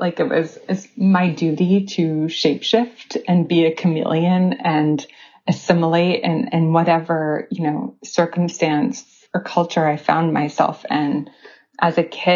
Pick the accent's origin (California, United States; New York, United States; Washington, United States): New York, United States; New York City; I was born on the Lower East Side of New York City, and I have three passports